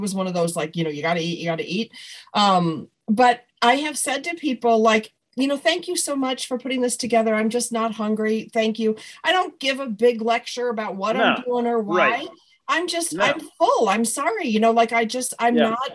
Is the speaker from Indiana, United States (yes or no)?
no; Buffalo, New York, United States; now in Southern California, United States; I'm from Buffalo